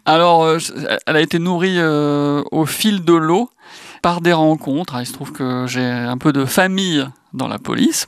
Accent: Brittany, France; en tant que breton

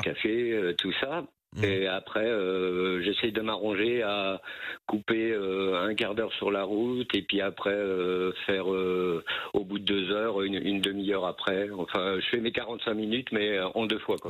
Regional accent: Vierzon, Centre-Val de Loire, France; moved away as an adult; also born or lived in Brittany; now in Vitré, France; je suis en fait originaire de Vierzon. je suis né à Vierzon, donc je suis originaire de Vierzon.

